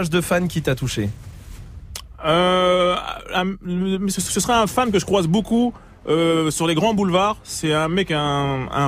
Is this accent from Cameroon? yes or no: yes; Cameroon; Moi, j'aime bien les plats africains. Je suis camerounais, j'aime bien le ndolé